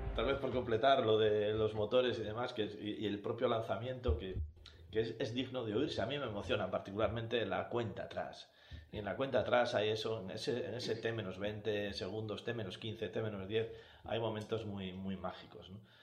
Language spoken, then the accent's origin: Spanish; Cantabria, Spain; los que somos de Cantabria